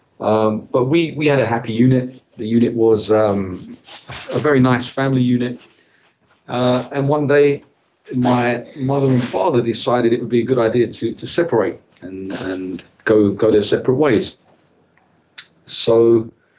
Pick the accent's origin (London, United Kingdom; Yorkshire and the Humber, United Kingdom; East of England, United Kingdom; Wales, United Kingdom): London, United Kingdom; I was raised in this place, London. Growing up, I grew up in the East End of London